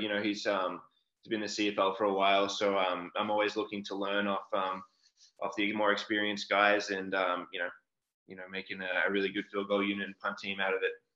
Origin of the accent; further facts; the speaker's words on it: Melbourne, Victoria, Australia; moved away as an adult; I grew up in Australia, uh, down in Melbourne, um, pretty big city